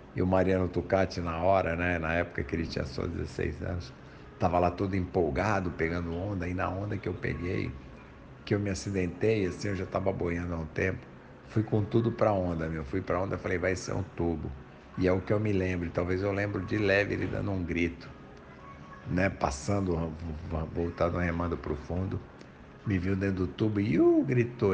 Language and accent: Portuguese; São Paulo, Brazil; also born or lived in Guarujá; sou natural de São Paulo